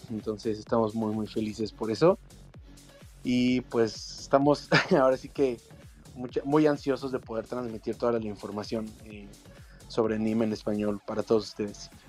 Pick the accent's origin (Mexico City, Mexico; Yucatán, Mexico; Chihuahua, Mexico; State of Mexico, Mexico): Mexico City, Mexico; eh, de la CDMX, de aquí en México.